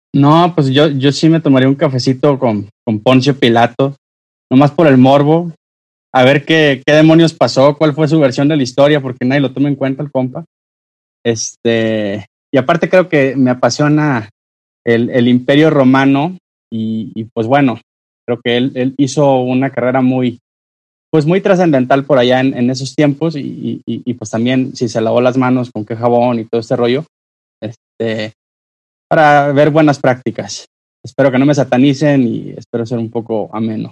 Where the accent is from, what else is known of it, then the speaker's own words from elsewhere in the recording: Sonora, Mexico; now in Jalisco, Mexico; yo soy sonorense, pues estamos aquí en Jalisco